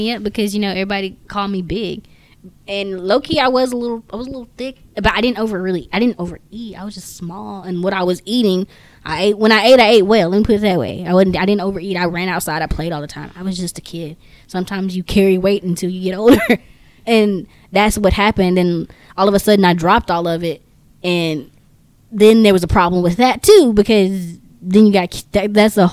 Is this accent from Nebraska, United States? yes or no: no; Texas, United States; We're from Texas